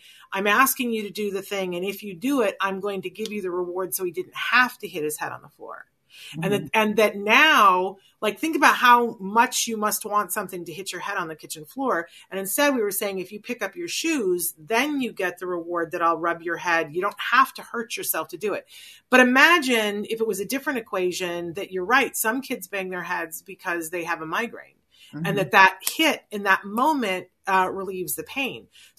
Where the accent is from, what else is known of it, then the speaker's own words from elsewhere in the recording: Puerto Rico; born there; I was born in Puerto Rico. That's the only time I've been off the mainland.